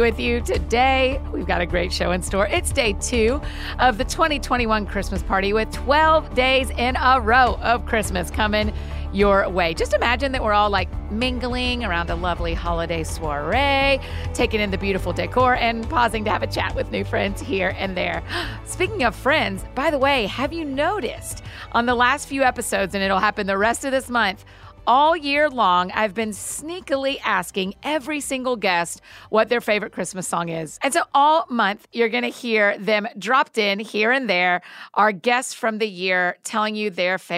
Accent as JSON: {"language": "English", "town": "Marietta", "region": "Georgia", "country": "United States", "tie": "born or raised there", "also_born_or_lived": "Atlanta", "said": "I grew up in Atlanta. I'm Atlanta born and bred, Marietta girl"}